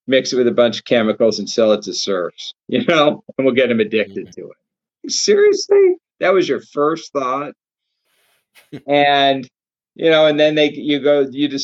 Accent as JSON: {"language": "English", "country": "United States", "said": "I'm an American"}